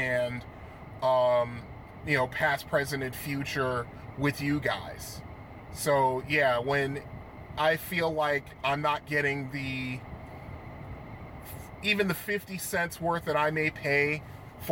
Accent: Connecticut, United States; growing up in Connecticut

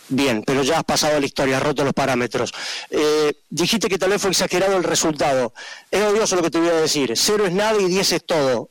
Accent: Argentina; somos argentinos

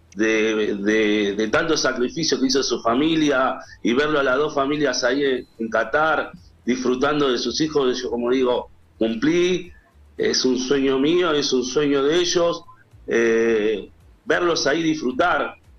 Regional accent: San Martín, Buenos Aires Province, Argentina; son de acá de San Martín y, yo también soy de San Martín

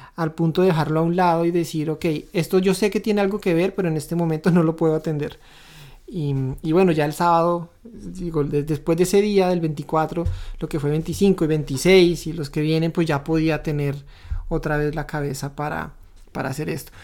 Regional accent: Colombia; moved away as an adult; now in Canada; Nosotros ahora vivimos en Canadá, somos de Colombia

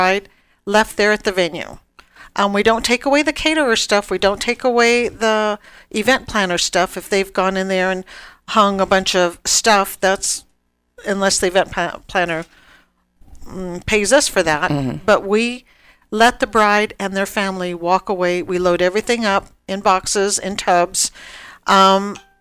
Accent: Los Angeles, California, United States; also born or lived in Kelso, Washington / Madeline, California; raised in L.A. Parents moved us from L.A. to a small

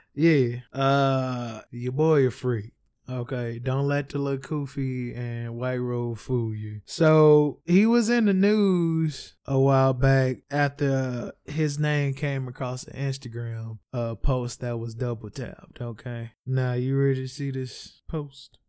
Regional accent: St. Louis, Missouri, United States; I am from Saint Louis

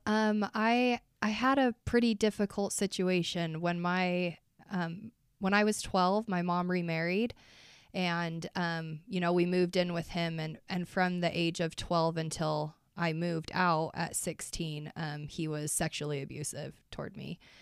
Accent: Price, Utah, United States; I grew up in Price, Utah

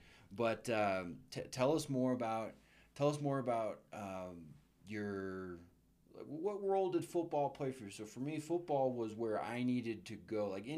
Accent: Apache Junction, Arizona, United States; in 2005 when I came here as a runny nose runt out of Apache Junction, Arizona

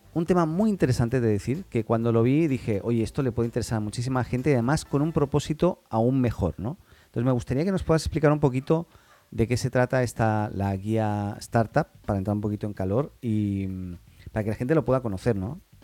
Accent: Catalonia, Spain; Yo soy catalán

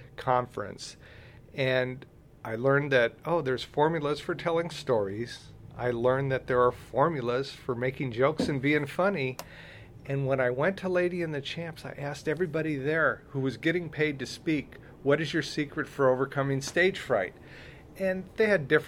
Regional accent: Southern California, United States; I was born and raised in Southern California

